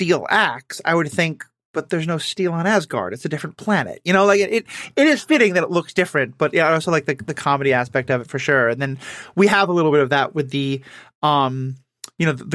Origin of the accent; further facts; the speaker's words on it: New York City, New York, United States; I'm from New York City.